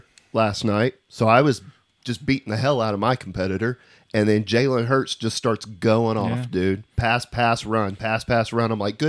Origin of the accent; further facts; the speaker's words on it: Oklahoma, United States; I grew up in Oklahoma